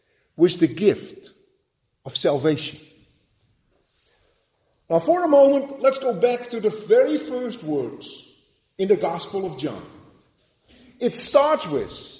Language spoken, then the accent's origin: English; Netherlands; moved away; Growing up in Holland